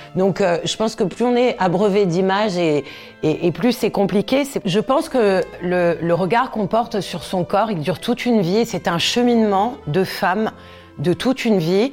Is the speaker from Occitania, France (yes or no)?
no; Corsica, France; J'ai grandi en Corse, dans une région où on était souvent en maillot